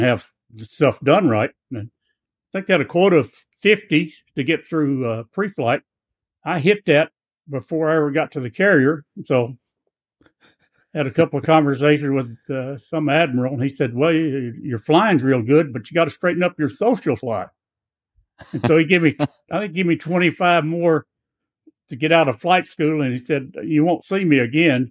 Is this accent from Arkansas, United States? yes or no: yes; Blytheville, Arkansas, United States; that little town in Blytheville, about sixty miles north of Memphis